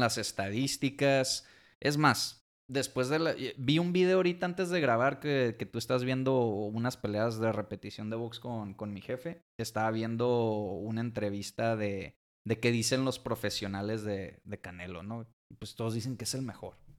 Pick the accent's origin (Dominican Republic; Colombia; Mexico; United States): Mexico; como mexicano, como fan de la Fórmula 1